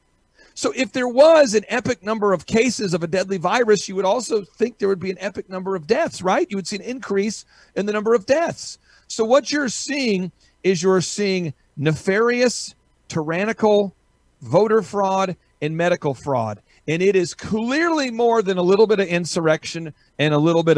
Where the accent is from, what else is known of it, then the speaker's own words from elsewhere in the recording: the South, United States; I'm from the South.